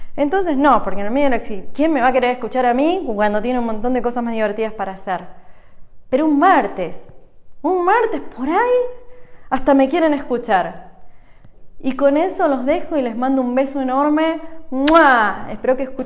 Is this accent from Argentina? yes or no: yes; Argentina; moved away as an adult; also born or lived in United States; now in Switzerland; Yo nací en Argentina hace 38 años y un cachín y me mudé hace 7 años a Estados Unidos